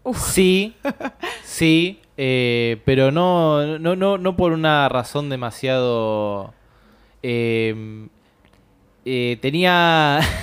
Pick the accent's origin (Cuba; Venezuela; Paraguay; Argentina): Argentina; Buenos Aires; yo soy de Caballito